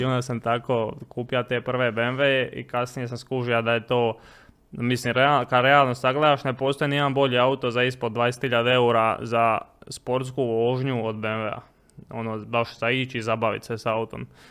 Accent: Split, Split-Dalmatia County, Croatia; moved away; also born or lived in Mostar; počeo raditi sezonske poslove kod nas u Splitu

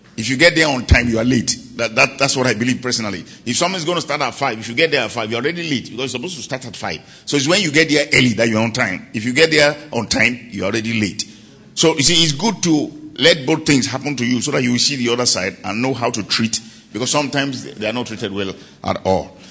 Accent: Nigeria; I came all the way from Nigeria.

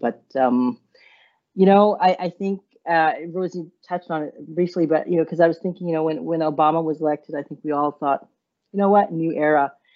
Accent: Montreal, Quebec, Canada; also born or lived in India; now in Ottawa, Canada; we came to Montreal from India when I was about four

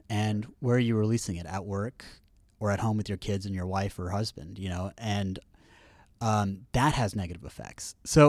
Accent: Houston, Texas, United States; I was raised in Houston.

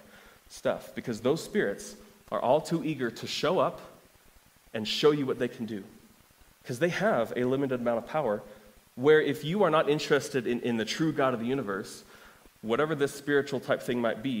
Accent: Kansas, United States; moved away; So I come from Kansas

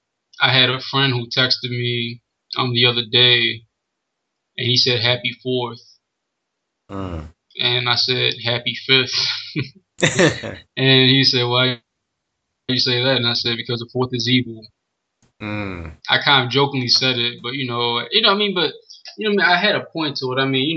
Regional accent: United States; we are American up to a point because we do share a particular culture compared to other kinds of people. We do have ancestors that were connected to slavery who literally built this country

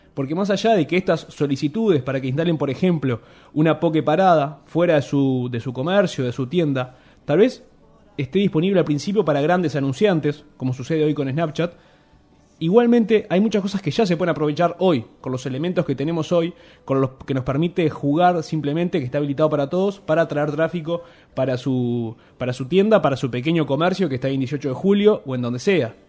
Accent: Uruguay

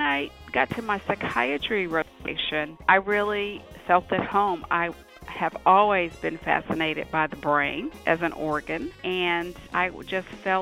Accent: Bluefield, West Virginia, United States; moved away as an adult; now in Atlanta, United States; Born and raised in Bluefield, West Virginia, a small town in southern West Virginia

